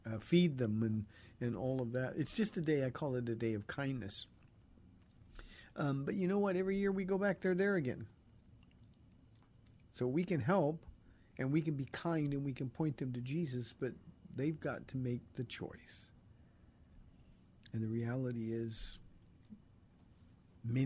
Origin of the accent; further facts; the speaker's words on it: Southern California, United States; I grew up in Southern California, and we go to Venice Beach regularly